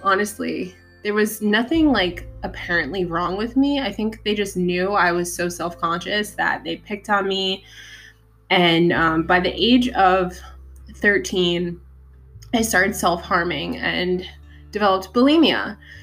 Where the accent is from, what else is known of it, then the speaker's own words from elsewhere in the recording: New York City, New York, United States; I was born in Staten Island